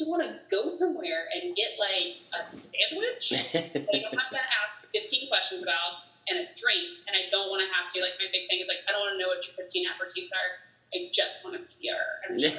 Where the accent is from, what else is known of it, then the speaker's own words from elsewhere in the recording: Charlotte, North Carolina, United States; I grew up in Charlotte